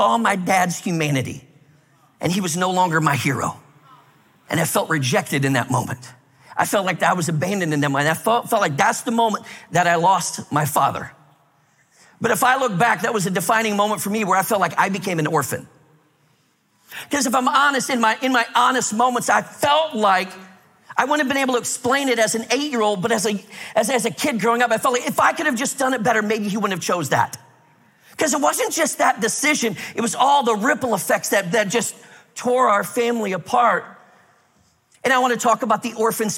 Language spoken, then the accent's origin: English; Minnesota, United States; I grew up in Minnesota where it's like really cold.